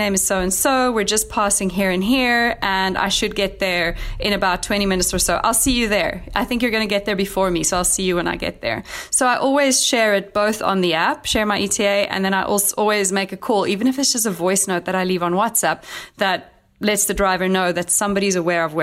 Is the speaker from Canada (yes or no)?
no; Cape Town, Western Cape, South Africa; I'm actually going to be hosting my first ever trip in my hometown of Cape Town, sharing the lesser known sides of Cape Town